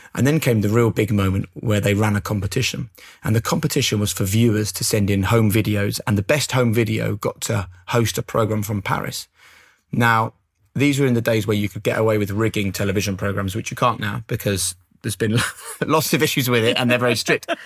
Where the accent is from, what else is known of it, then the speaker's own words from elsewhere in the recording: Norwich, East of England, United Kingdom; moved away; growing up in Norwich